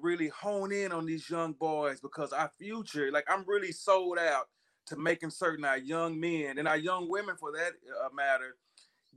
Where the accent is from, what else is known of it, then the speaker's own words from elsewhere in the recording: Knoxville, Tennessee, United States; I'm originally from Knoxville